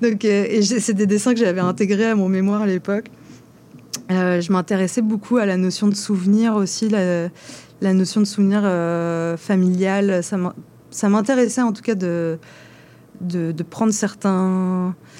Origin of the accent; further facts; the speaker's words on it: France; moved away; je suis française